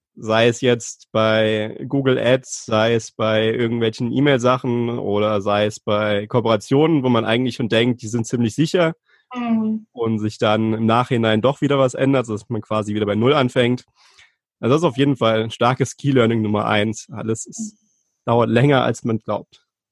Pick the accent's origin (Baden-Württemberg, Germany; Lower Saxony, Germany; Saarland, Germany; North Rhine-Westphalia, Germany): Saarland, Germany; Ich komme aus dem Saarland, wohne in der Nähe von Saarbrücken